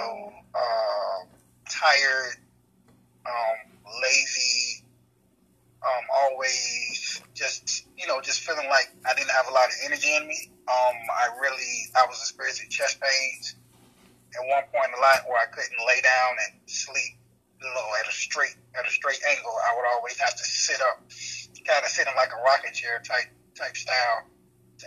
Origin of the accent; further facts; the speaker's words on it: Portsmouth, Virginia, United States; I was born and raised in Portsmouth, Virginia